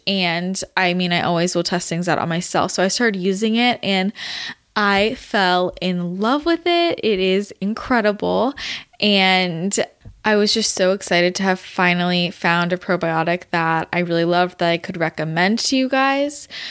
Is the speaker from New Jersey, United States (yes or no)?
no; Belmont, California, United States; moved away; I grew up in the Bay, if you didn't know that. San Mateo region, not San Mateo, Belmont, to be specific